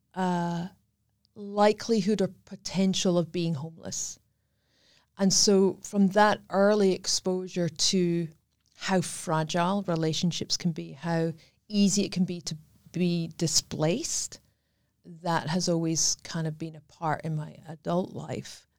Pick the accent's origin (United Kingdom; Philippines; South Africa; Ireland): United Kingdom; Scotland; accent: Scottish; moved away as an adult; I am Scottish. That's what the accent is.